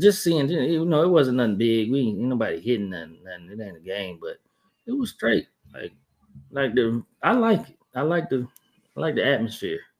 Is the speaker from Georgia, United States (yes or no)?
yes; Columbus, Georgia, United States; moved away as an adult; I'm from Columbus, Georgia